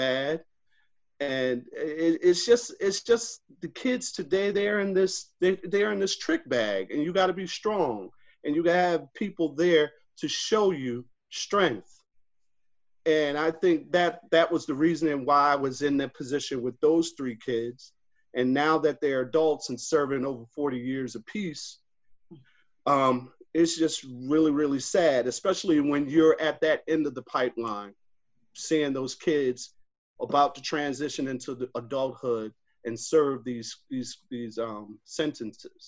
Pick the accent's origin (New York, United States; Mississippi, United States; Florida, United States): New York, United States; Rochester; growing up in Rochester, New York, I'm a Kodak and Xerox baby.